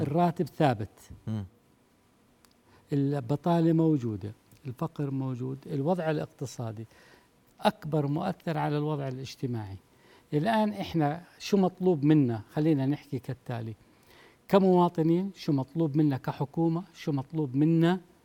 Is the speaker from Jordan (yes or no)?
yes; Jordan; عندنا بالأردن